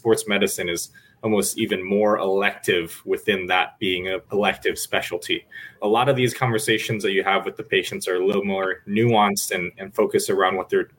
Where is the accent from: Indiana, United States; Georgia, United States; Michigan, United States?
Indiana, United States; moved away as an adult; also born or lived in Chicago / New York City; now in San Francisco, United States; I grew up in the Midwest in Indiana. I moved to Chicago for medical school and undergrad. And then from there, went to New York City for my residency training and then UCSF now for fellowship.